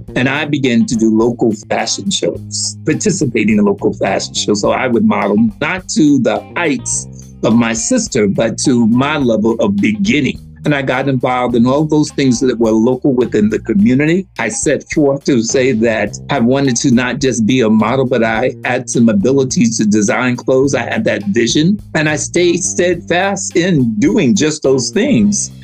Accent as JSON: {"language": "English", "country": "United States", "moved": "as an adult", "said": "I'm from America"}